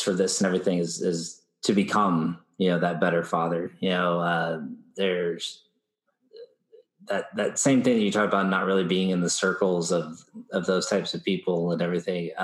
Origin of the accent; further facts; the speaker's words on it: Lubbock, Texas, United States; also born or lived in San Angelo, Texas / Wolfforth, Texas / Shallowater, Texas; We moved to Lubbock when I was about 7 years old